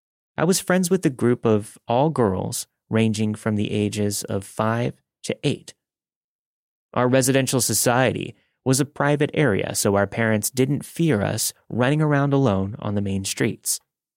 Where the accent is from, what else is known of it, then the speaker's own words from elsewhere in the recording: India; English is a second language; I'm from India, and I live in a well-known city in the country.